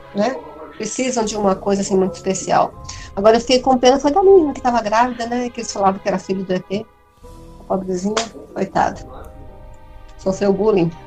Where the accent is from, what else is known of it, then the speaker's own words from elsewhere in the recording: Brazil; eu sou brasileira